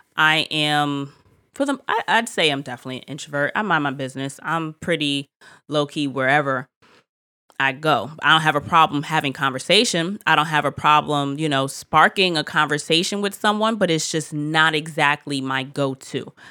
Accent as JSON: {"language": "English", "country": "United States", "said": "as an American"}